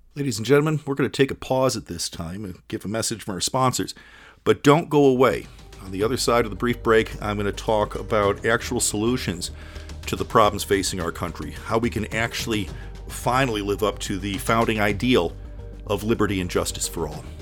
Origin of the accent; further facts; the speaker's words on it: Kalamazoo, Michigan, United States; also born or lived in Detroit, Michigan; I grew up in Kalamazoo, Michigan